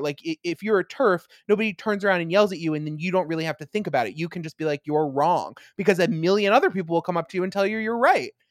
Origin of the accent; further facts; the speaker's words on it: Long Island, New York, United States; I am from Long Island